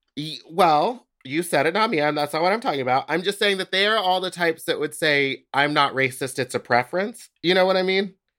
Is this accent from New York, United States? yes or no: no; Houston, Texas, United States; moved away; I'm from Houston